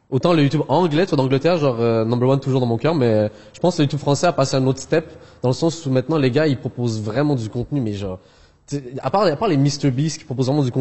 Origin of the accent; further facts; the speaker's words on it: Algeria; born there; je suis né en Algérie, donc j'ai toujours eu un peu, euh, j'ai la famille en France aussi